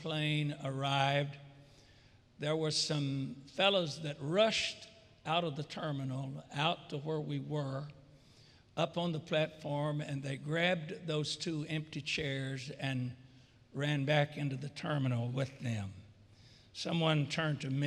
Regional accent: the South, United States; I'm a Southerner

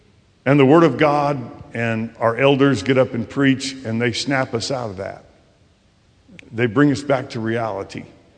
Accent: La Grande, Oregon, United States; up in our part of the country, I'm from the Northwest, in Northeast Oregon, La Grande, Oregon, and we have a lot of critters up there.

